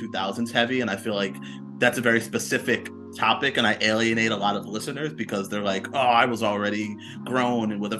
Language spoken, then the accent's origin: English; New York, United States; I'm from New York.